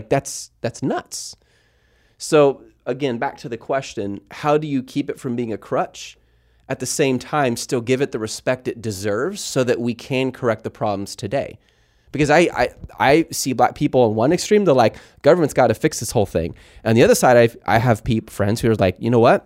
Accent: Mount Pleasant, Texas, United States; I grew up in school in Mount Pleasant, Texas

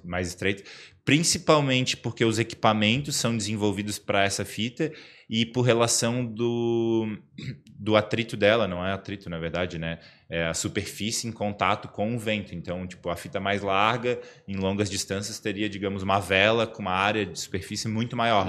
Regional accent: Florianópolis, Santa Catarina, Brazil; accent: manezinho; eu fui criado na Trindade

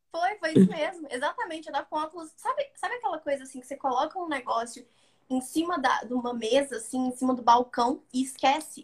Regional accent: Belo Horizonte, Minas Gerais, Brazil; Eu nasci e cresci em Belo Horizonte, né? Capital de Minas

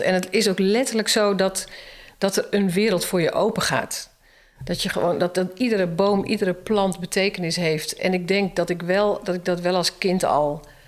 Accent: Emmeloord, Flevoland, Netherlands; moved away as an adult; also born or lived in Utrecht / Zeewolde; ik kom uit Emmeloord

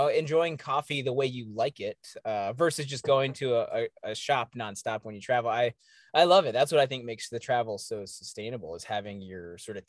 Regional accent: East Coast, United States; I'm from the East Coast, and I remember leaving and I was like, I want to do my rite of passage.

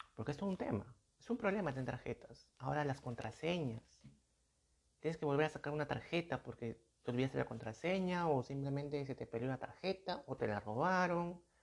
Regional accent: Peru; aquí en mi país, en mi país son soles

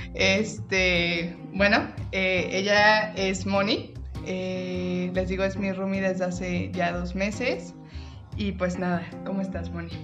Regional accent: Guadalajara, Jalisco, Mexico; also born or lived in Tepatitlán; yo soy de Guadalajara, mi familia está en Guadalajara

